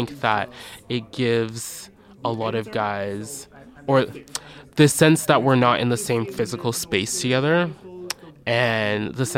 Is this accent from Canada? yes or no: yes; Canada; also born or lived in Barbados; So I would spend my summers in Barbados growing up. And as I got older, there was me being the Canadian visiting